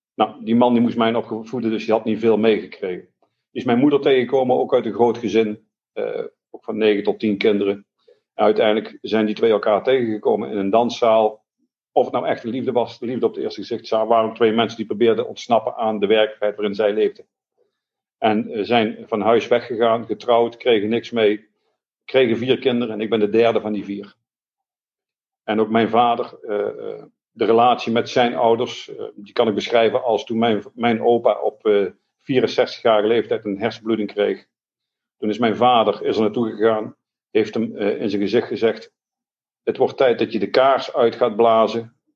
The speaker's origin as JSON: {"language": "Dutch", "town": "Eindhoven", "region": "North Brabant", "country": "Netherlands", "tie": "born or raised there", "said": "Ik ben opgegroeid in Eindhoven"}